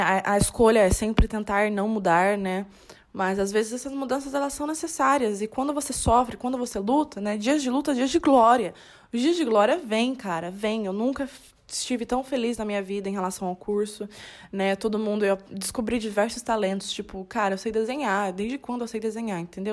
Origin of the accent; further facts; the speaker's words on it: Salto, São Paulo, Brazil; moved away as an adult; now in Londrina, Brazil; eu sou do interior, eu sou de Salto.